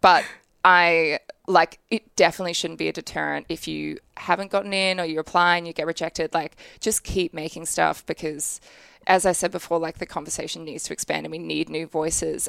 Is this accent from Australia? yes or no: yes; Brisbane, Queensland, Australia; I grew up in Brisbane